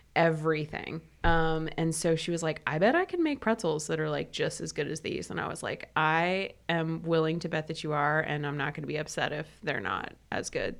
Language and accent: English; Midwest, United States; I'm from the Midwest